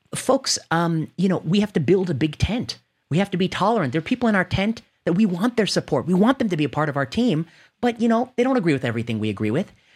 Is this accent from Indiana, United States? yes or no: yes; Indiana, United States; also born or lived in Ohio; I grew up in the Midwest. I grew up in Indiana. Uh, I grew up in, I was born in Ohio.